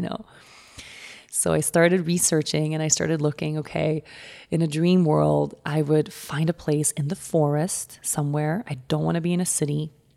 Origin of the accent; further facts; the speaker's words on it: Sweden; moved away; go to my home country